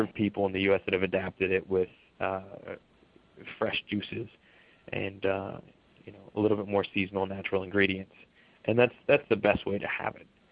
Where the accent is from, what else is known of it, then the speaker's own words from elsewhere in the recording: Palm Springs, California, United States; now in New York, United States; I'm originally from Palm Springs